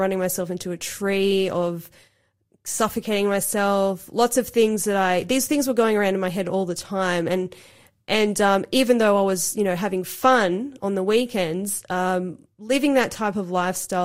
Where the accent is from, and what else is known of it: Cooranbong, New South Wales, Australia; born or raised there; also born or lived in Sydney, Australia / Gold Coast, Queensland, Australia